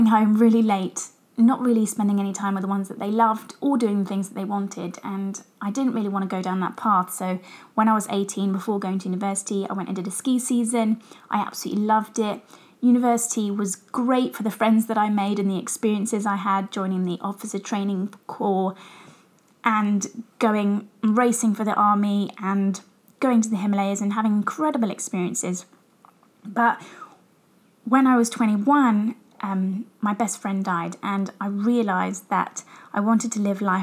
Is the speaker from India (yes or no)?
no; Brighton, South East England, United Kingdom; So I grew up in England, as I'm sure you guys can tell from my accent. I lived in Brighton